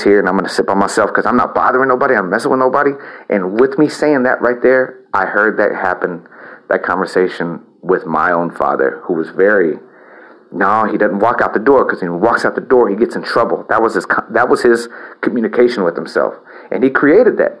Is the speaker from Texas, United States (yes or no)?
yes; El Campo, Texas, United States; also born or lived in Houston / Austin; my hometown of El Campo